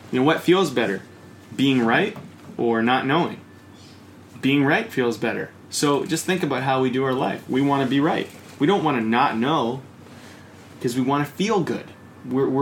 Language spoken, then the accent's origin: English; Coquitlam, British Columbia, Canada; when I grew up in Coquitlam